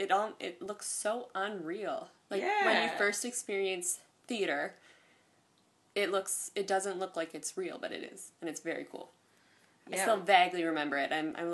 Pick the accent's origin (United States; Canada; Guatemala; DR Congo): Canada; Kawartha Lakes, Ontario; now in Toronto, Canada; I grew up in Cawthorne Lakes.